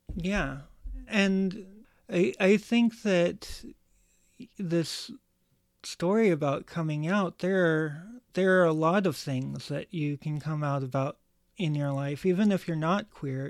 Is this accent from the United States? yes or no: yes; United States; being an American and living in a country